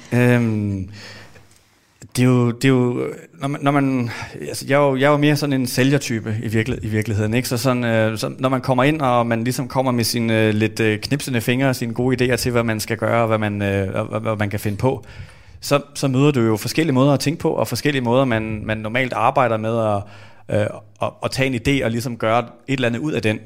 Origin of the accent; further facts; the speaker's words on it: Denmark; vi er vokset op i Danmark